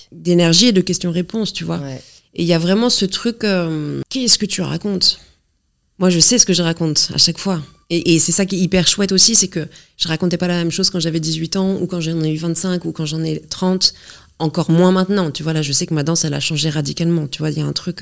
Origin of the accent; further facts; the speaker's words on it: Normandy, France; je viens d'un petit village de Normandie.